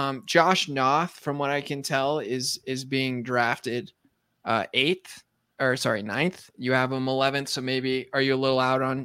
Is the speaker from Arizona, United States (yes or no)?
yes; Arizona, United States; born there; also born or lived in Colorado / Massachusetts; There's two guys from the two states in which I claim to hail from. The truth is I was born in Arizona, but Colorado, Massachusetts